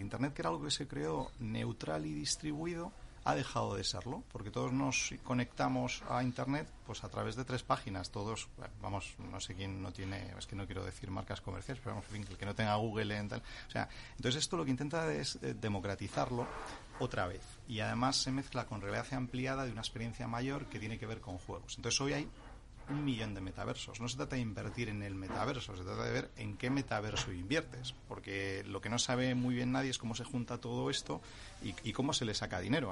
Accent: Santander, Cantabria, Spain; yo que soy de Santander

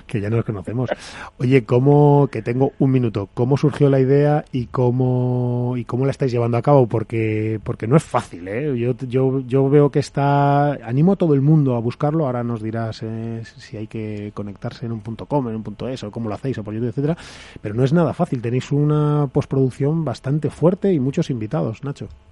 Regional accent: Madrid, Community of Madrid, Spain; los que somos de Madrid

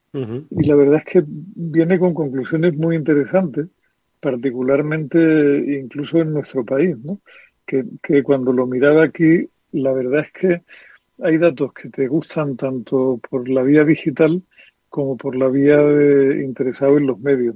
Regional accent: Andalusia, Spain; como andaluz nunca pensé que fuera a vivir una mayoría absoluta del PP en unas elecciones autonómicas en mi tierra

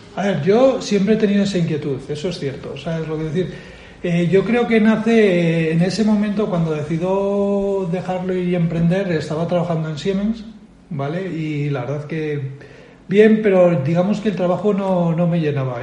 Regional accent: Bilbao, Basque Country, Spain; moved away as an adult; now in Madrid, Spain; soy natural de, Bilbao, aunque llevo mucho tiempo fuera, ¿vale? Llevo a los 25 años me vine a Madrid

